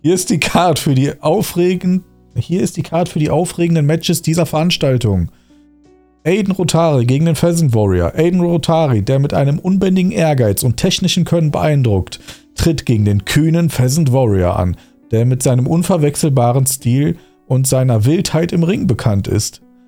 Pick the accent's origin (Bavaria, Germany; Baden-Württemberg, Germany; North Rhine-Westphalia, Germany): North Rhine-Westphalia, Germany; Dormagen; now in Wuppertal, Germany; Aber ich komme ja ursprünglich aus dem Rheinland. Okay, aus einer Nachbarstadt von Köln